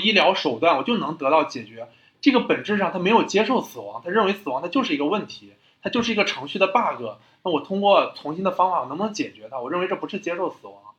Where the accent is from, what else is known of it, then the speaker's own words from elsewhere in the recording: China; 就是我觉得我们中国人，或者是我们老一辈人